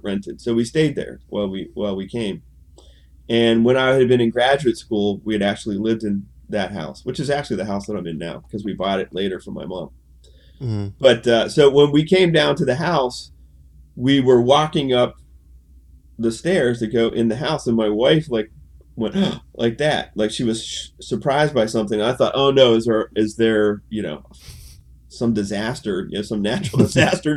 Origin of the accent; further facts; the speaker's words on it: Pittsburgh, Pennsylvania, United States; moved away as an adult; I grew up in Pittsburgh